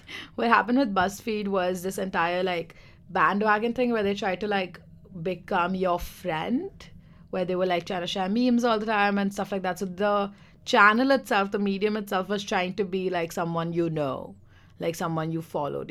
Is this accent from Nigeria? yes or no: no; India; now in London, United Kingdom; I'm Indian